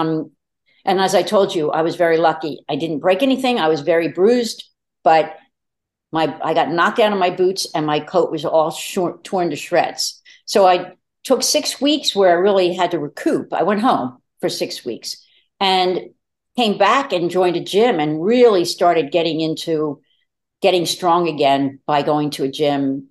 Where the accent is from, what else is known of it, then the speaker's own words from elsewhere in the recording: Delaware County, Pennsylvania, United States; moved away as an adult; also born or lived in New York City; I'm from Delaware County, I moved back with the intention of starting a family